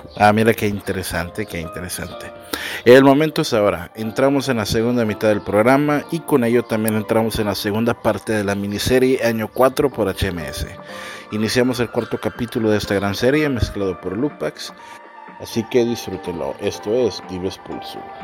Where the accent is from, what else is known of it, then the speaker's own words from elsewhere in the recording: Mexico; como mexicano que soy